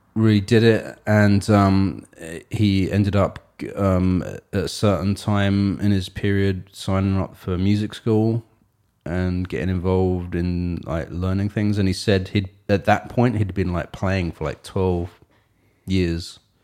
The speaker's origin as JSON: {"language": "English", "region": "England", "country": "United Kingdom", "tie": "born or raised there", "said": "she moved to England, and I was born in England"}